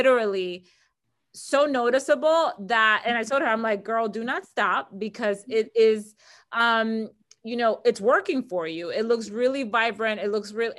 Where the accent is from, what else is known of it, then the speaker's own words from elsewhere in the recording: Dominican Republic; now in United States; I'm originally from the Dominican Republic